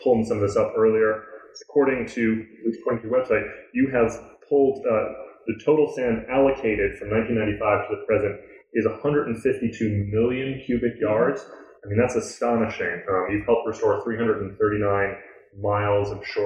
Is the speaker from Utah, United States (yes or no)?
no; New York, United States; I grew up in New York